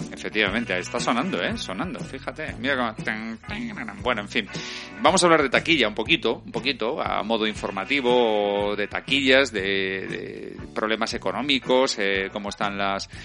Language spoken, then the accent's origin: Spanish; Spain; porque soy español